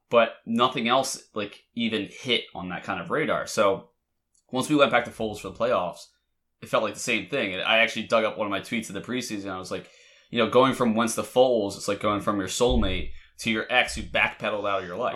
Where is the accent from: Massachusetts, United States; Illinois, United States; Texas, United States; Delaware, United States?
Delaware, United States; I'm from Delaware, everybody goes to U D.